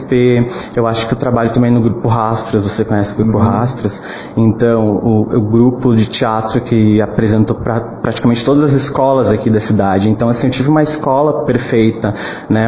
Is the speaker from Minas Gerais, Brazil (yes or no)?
no; Venâncio Aires, Rio Grande do Sul, Brazil; moved away as an adult; also born or lived in Porto Alegre metropolitan region; eu sou cria aqui de Venâncio Aires.